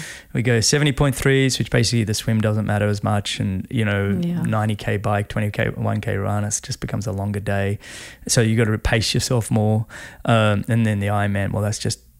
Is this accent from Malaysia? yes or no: no; Sydney, New South Wales, Australia; moved away as an adult; also born or lived in Canada; Sydney going to be the Olympics, my hometown, and I live on Sydney Harbour there